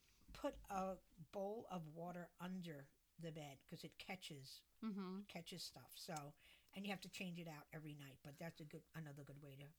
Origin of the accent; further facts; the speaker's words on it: New Jersey, United States; moved away; growing up because back in Jersey, we had a basement and an attic